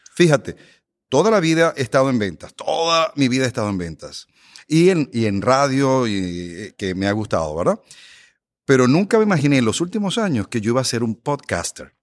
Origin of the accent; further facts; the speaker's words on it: Venezuela; now in United States; yo soy inmigrante, yo soy de Venezuela